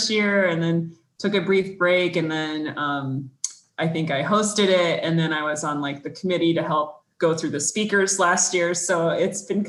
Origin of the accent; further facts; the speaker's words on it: Mesa, Arizona, United States; also born or lived in Washington, D.C. / Northern California / Northeast Ohio; now in Iowa City, United States; I am not an Iowa native. I am actually from Mesa, Arizona, and have actually lived all over the country